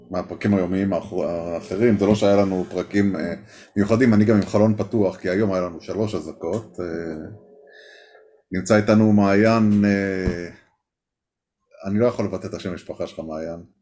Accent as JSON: {"language": "Hebrew", "town": "Nahal Oz", "region": "Southern District", "country": "Israel", "tie": "born or raised there", "said": "אני מקיבוץ נחל עוז, גם מהילידים. אה, קיבוץ נחל עוז, ספג עוד יותר, ממשיך לספוג והכל."}